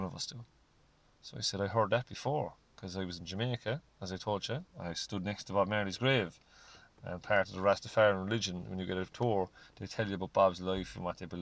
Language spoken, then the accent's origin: English; Ireland; we're Irish